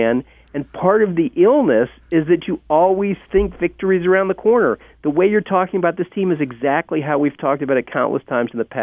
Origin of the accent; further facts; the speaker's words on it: Illinois, United States; I'm from Illinois, land of Lincoln.